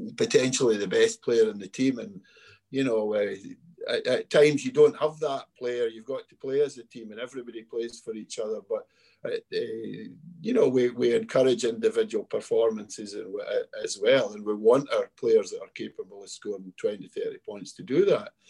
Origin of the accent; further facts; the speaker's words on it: Scotland, United Kingdom; we played and have coached in many Euro Cs with our Scotland men's team